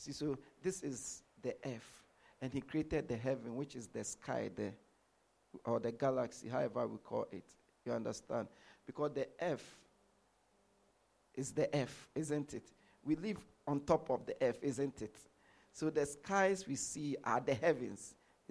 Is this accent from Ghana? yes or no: yes; Ghana; moved away as an adult; also born or lived in London; I was born in Ghana. I grew up in Ghana